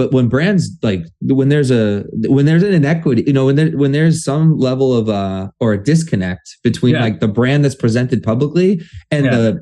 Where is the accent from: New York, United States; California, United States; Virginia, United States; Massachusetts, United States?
Massachusetts, United States; Methuen; In Methuen, we used to say, yo, meth town